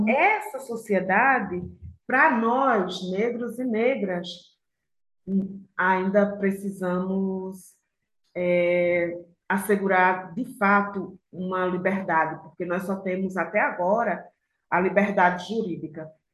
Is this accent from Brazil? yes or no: yes; Aracaju, Sergipe, Brazil; also born or lived in Pernambuco; now in São Paulo, Brazil; eu sou lá de Pernambuco, fui criada em Aracaju, moro em São Paulo